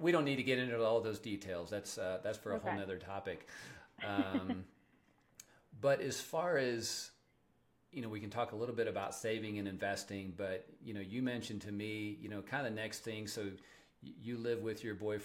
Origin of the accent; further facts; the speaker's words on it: Kansas, United States; now in Colorado, United States; I'm from Kansas